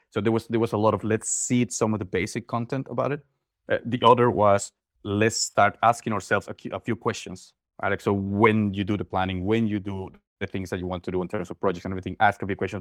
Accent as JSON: {"language": "English", "town": "Mérida", "region": "Yucatán", "country": "Mexico", "tie": "born or raised there", "moved": "as an adult", "lives_now": "Netherlands", "said": "I'm originally from Mexico, born and raised in Yucatan, in Mérida"}